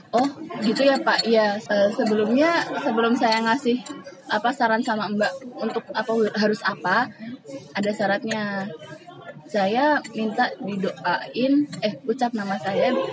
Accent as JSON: {"language": "Indonesian", "town": "Semarang", "region": "Central Java", "country": "Indonesia", "moved": "yes", "lives_now": "Yogyakarta, Indonesia", "said": "sama-sama kita orang Semarang"}